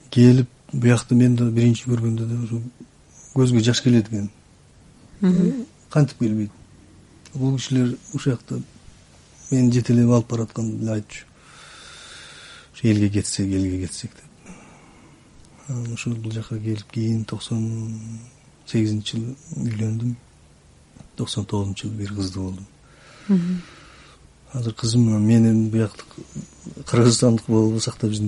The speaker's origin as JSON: {"language": "Kyrgyz", "region": "Xinjiang", "country": "China", "tie": "born or raised there", "moved": "as an adult", "lives_now": "Kyrgyzstan", "said": "паспортумда туулган жер кытай дейт"}